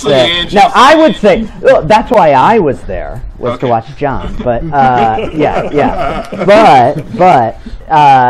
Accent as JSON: {"language": "English", "town": "Peoria", "region": "Illinois", "country": "United States", "tie": "born or raised there", "said": "I grew up in Peoria"}